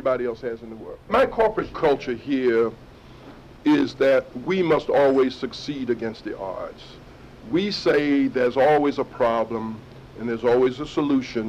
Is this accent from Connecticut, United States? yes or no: no; Arkansas, United States; I'm from Arkansas